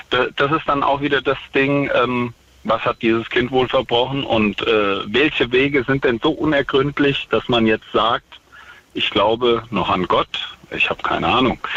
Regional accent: Central Hesse, Germany

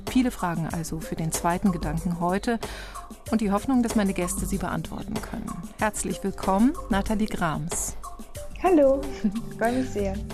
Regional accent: East Germany, Germany; Ich bin wahrscheinlich geprägt von der DDR, wo ich aufgewachsen bin und wo es selbstverständlich war, dass alle geimpft wurden.

